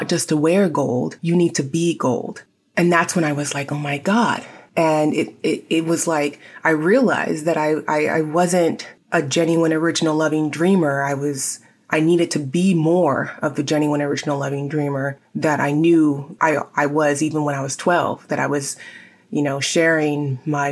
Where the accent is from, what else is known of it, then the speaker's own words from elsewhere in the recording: San Diego, California, United States; my hometown of San Diego